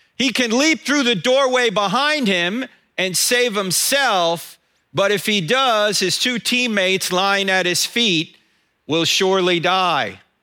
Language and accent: English; New Jersey, United States; moved away; I'm originally from New Jersey